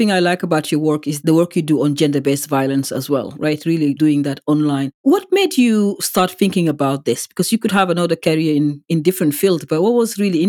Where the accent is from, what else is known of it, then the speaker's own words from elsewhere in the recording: Senegal; you are in Senegal now, you know, my home country